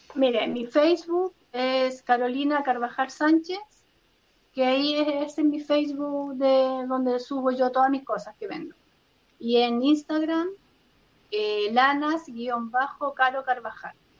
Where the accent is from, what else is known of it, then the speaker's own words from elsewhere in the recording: Rancagua, O'Higgins, Chile; Soy de Rancagua